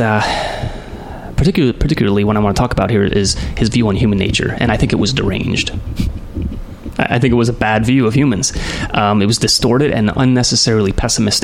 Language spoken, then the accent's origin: English; United States; I grew up in the United States of America all my life.